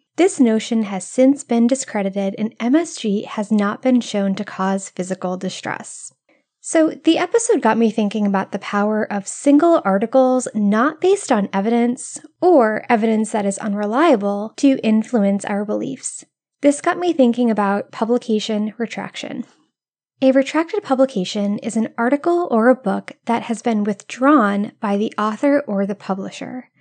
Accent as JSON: {"language": "English", "region": "Rhode Island", "country": "United States", "moved": "yes", "said": "I'm originally from Rhode Island, where iced coffee runs through our veins even in the coldest months"}